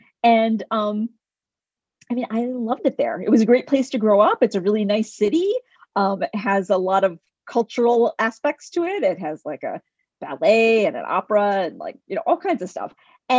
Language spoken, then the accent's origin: English; United States; also born or lived in India; I'm technically an immigrant. I came to the U.S. as a baby.